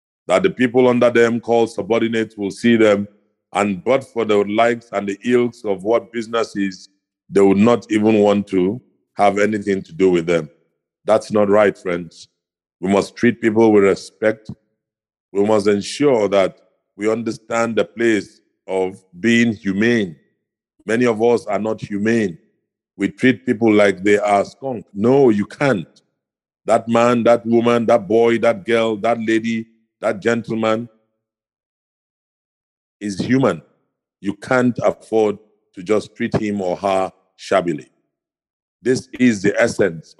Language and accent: English; Ikot Ekpene, Akwa Ibom, Nigeria; I come from Akwa Ibom State. I'm from the town called Ikotekwene.